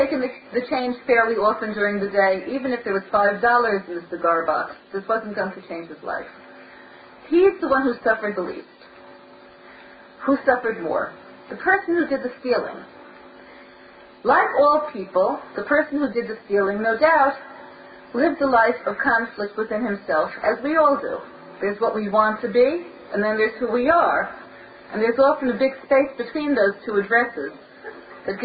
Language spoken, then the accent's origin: English; New York City, New York, United States; When I was growing up in Brooklyn